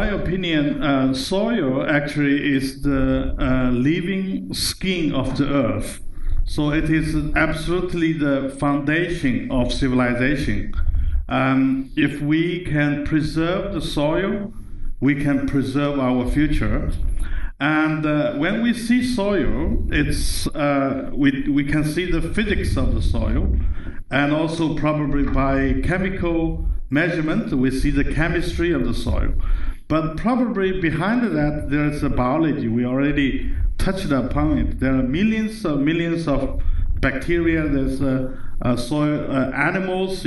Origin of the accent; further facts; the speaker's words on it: China; moved away as an adult; also born or lived in United Kingdom; when I moved from China to the United Kingdom to study